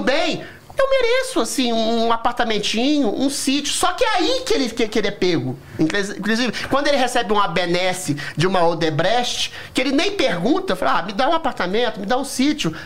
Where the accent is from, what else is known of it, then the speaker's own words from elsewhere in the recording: Belo Horizonte, Minas Gerais, Brazil; Belo Horizonte, que é a minha cidade natal